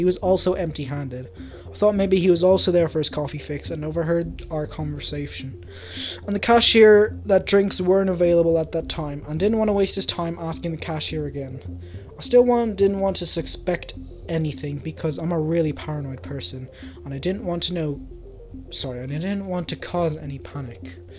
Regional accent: Orlando, Florida, United States; I grew up in Orlando, Florida, and my dad was an alcoholic and a pedophile.

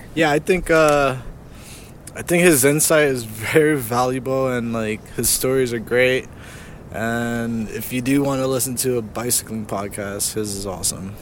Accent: New Jersey, United States; I'm from Jersey

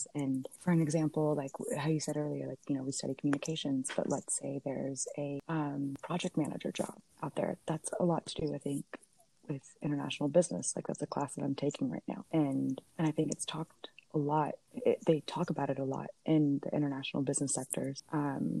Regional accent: United States; moved away; I come from the States

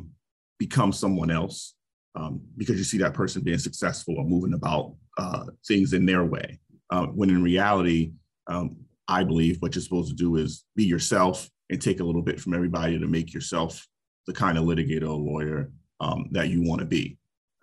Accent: New York City, New York, United States; moved away as an adult; also born or lived in Albany; now in Chicago, United States; I grew up in Brooklyn, New York as a hip hop kid

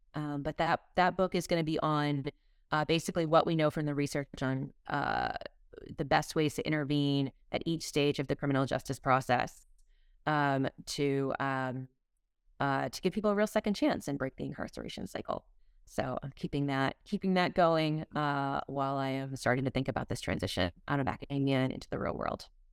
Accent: Massachusetts, United States; now in Texas, United States; grew up in Massachusetts and have slowly been moving farther south

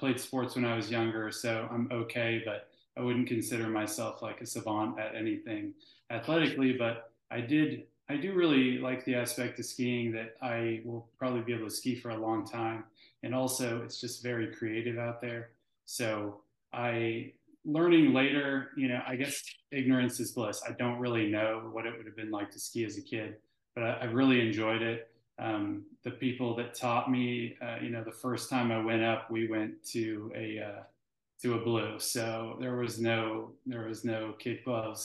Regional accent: Alaska, United States; I grew up in Alaska around a lot of snow sports and skiing

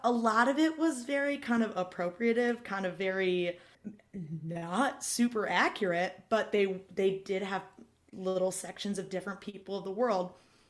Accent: Iowa, United States; I'm from Iowa.

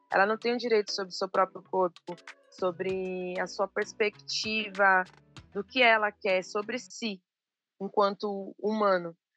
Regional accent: São Paulo, Brazil; Eu sou de São Paulo, mas eu trago essa ancestralidade da Bahia, do Norte Nordeste, de Pernambuco, do Maranhão

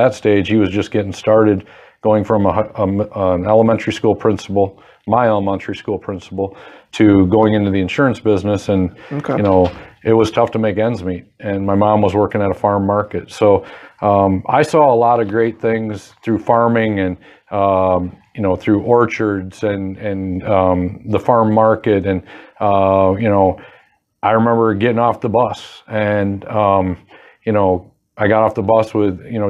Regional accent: Fremont, Michigan, United States; growing up in Fremont

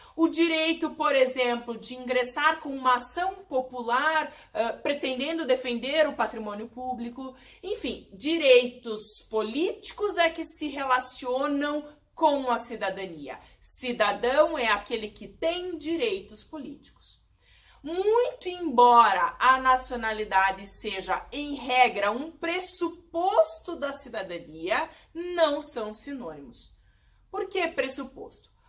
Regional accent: Brazil

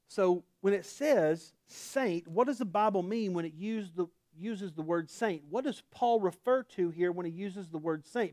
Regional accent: Oklahoma, United States; accent: Oklahoma; my Oklahoma accent

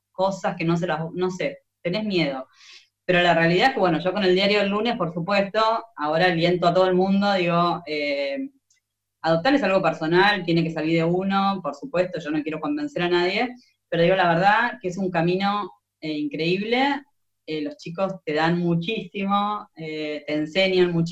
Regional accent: Argentina; los solidarios que, somos los argentinos, es impresionante

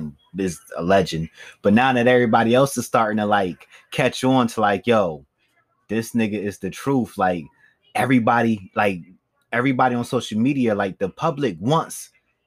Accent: East Coast, United States; I'm from the East Coast

